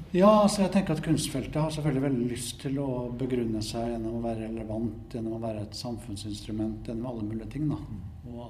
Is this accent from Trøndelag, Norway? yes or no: yes; Trondheim, Trøndelag, Norway; Jeg vokste opp her i Trondheim gikk på museum, kopierte andre kunstnere.